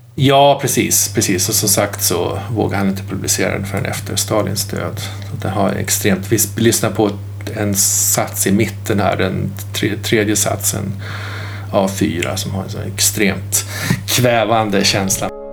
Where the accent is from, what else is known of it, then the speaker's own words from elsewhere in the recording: Malmköping, Södermanland, Sweden; hemma i Malmköping